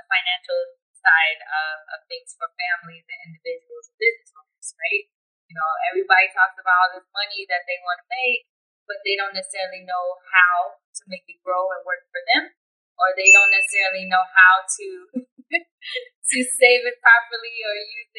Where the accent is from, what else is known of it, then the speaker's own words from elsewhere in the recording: California, United States; I'm actually born and raised in Cali out here. So, West Side